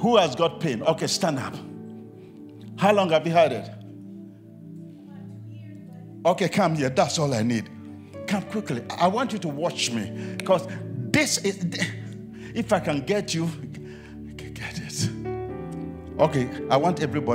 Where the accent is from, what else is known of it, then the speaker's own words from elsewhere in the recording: Ghana; I'm from Ghana, West Africa